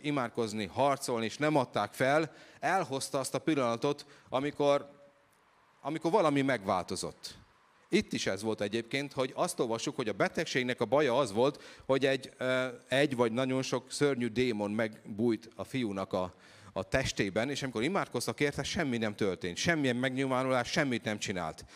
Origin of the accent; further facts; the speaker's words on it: Hungary; Én egy egyszerű magyar gyerek vagyok